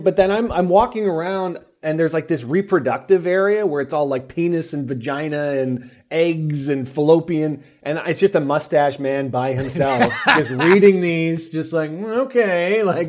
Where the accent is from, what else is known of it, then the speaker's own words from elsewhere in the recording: Los Angeles, California, United States; If I'm in my hometown in LA, I would be in and out like a fiddler's elbow.